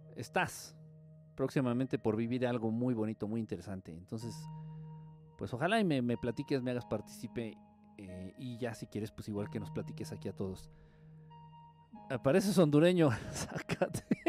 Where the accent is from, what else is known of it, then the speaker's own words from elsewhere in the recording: Mexico; soy de aquí, de, de México.